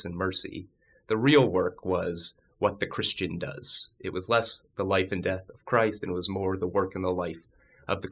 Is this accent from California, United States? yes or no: no; Northern Virginia, United States; also born or lived in Pennsylvania; I actually grew up in Northern Virginia, just outside of D.C.